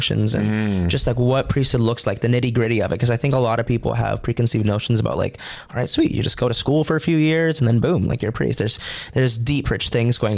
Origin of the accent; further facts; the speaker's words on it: Fargo, North Dakota, United States; moved away as an adult; now in Ohio, United States; I'm originally from North Dakota